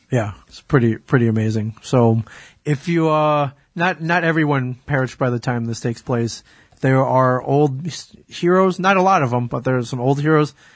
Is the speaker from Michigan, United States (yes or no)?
yes; Michigan, United States; my home state of Michigan